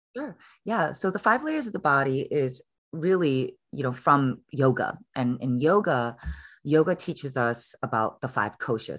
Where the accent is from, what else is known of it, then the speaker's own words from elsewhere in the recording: Chicago, Illinois, United States; now in San Francisco, United States; I was originally born and raised in Chicago, and I'm a daughter of Korean immigrant parents